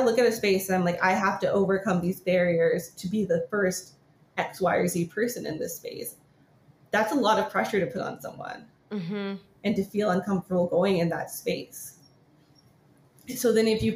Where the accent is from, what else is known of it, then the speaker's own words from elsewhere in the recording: California, United States; California. It's here.